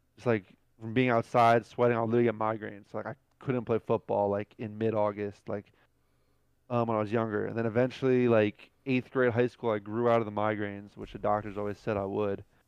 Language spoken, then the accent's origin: English; New Jersey, United States; moved away; I grew up in Jersey